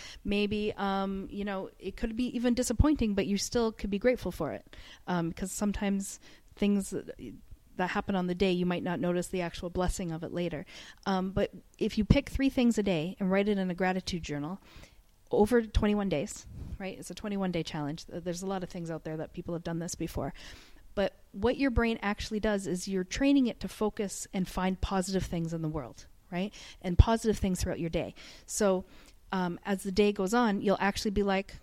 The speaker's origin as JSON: {"language": "English", "country": "Canada", "moved": "yes", "lives_now": "Dubai, United Arab Emirates", "said": "I'm from Canada, so all of my family's back home"}